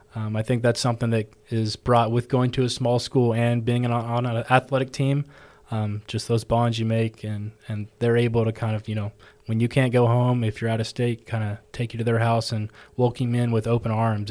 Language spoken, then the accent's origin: English; Texas, United States; moved away as an adult; now in Georgia, United States; I'm from Texas